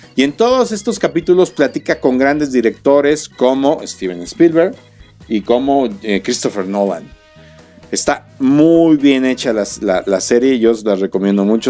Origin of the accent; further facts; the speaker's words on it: Querétaro, Mexico; para los que somos queretanos